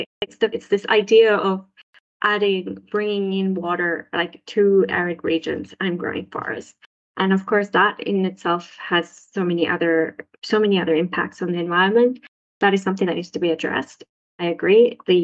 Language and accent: English; Saudi Arabia; also born or lived in Sri Lanka; now in Finland; And I am from Sri Lanka, but I grew up in Saudi Arabia.